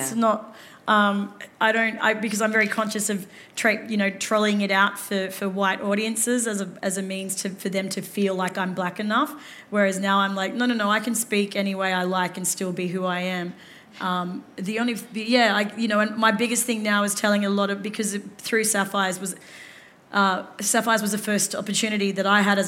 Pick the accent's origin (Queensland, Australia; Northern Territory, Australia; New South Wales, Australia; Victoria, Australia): Northern Territory, Australia; Darwin; moved away; also born or lived in Western Australia; I grew up in Darwin on Larrakia land